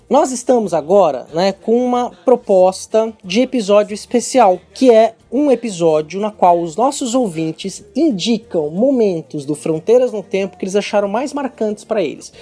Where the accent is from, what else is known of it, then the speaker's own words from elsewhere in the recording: Brazil; o país que tem a maior população negra fora da África, sim, sim. que somos nós